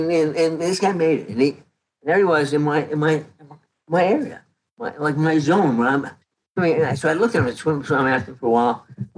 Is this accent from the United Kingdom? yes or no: no; Canada; moved away; I came from Canada in 1979.